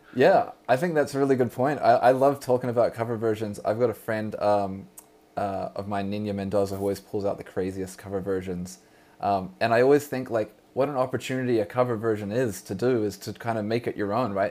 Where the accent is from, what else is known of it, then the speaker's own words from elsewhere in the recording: New Zealand; now in Vancouver, Canada; when I was a youth growing up in New Zealand, Aotearoa